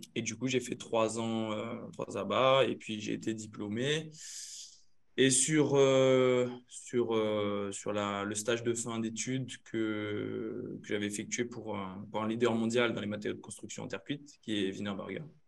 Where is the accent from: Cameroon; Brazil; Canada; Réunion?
Réunion; Saint-Paul; moved away as an adult; also born or lived in Limoges; d'où je viens, comme dit Claire La Réunion, moi c'est un Yab, sort de Game Saint-Paul un euh, petit village la Miss